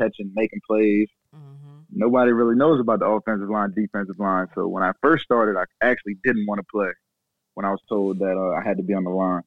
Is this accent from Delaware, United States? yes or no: yes; Delaware, United States; I was from Delaware